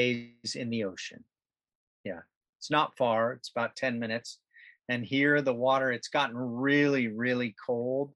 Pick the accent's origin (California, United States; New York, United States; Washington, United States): California, United States; Southern; moved away as an adult; also born or lived in Malibu / Santa Monica / Broken Head, New South Wales, Australia; I grew up in Southern California, and surfing was obviously a big part of the culture